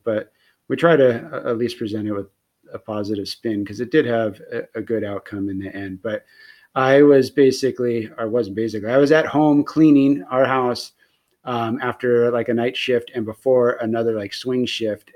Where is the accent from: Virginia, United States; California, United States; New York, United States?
California, United States; near Bakersfield; it is really close to my hometown. It was only like it's like an hour drive away from where I grew up